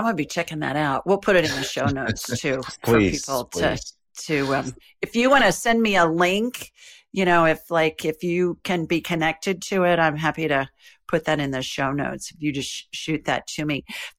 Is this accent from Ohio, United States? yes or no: yes; Columbus, Ohio, United States; born there; So I was born in Columbus, Ohio.